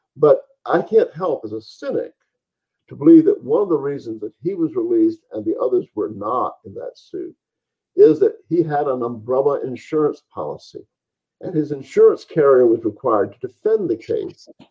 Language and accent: English; the American South, United States; I'm quite happy being a Southern Anglo Saxon